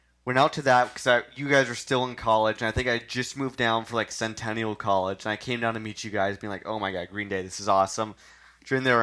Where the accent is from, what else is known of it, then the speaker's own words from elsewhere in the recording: Kanata, Ontario, Canada; moved away; also born or lived in Scarborough / Toronto; we grew up in Kanata